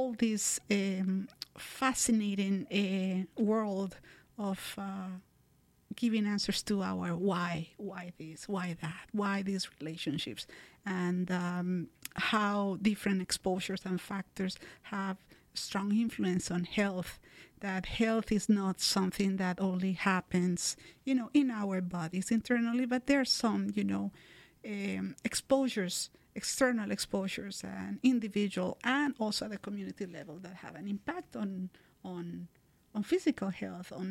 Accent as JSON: {"language": "English", "country": "Colombia", "tie": "born or raised there", "also_born_or_lived": "Edmonton, Alberta, Canada", "moved": "as an adult", "lives_now": "Kingston, Canada", "said": "I was born in Colombia. I have been living in Canada for the last 22 years, mainly in Alberta, back in Edmonton"}